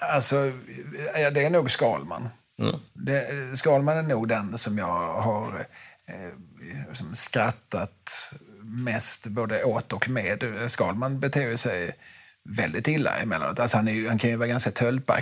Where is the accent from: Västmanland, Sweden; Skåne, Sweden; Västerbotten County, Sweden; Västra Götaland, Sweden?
Skåne, Sweden; min skånska bakgrund